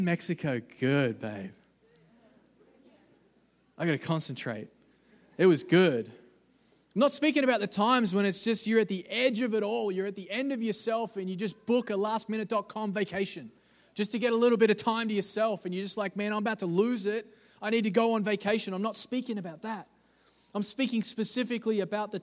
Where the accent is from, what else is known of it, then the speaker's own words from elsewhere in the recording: Australia; I'm from Australia